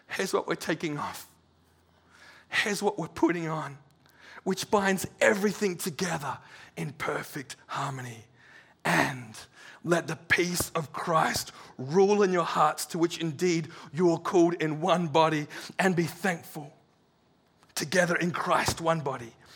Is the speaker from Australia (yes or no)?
yes; Serpentine, Western Australia, Australia; We're from Serpentine